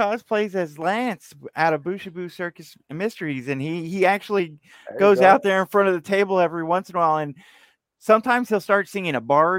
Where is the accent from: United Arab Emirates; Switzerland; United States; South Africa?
United States; Texas; Born and raised in Texas. I've been here all my life.